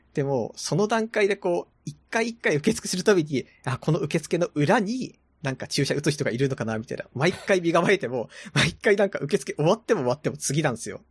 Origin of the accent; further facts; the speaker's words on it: Tohoku, Japan; now in Tokyo, Japan; 私は東北出身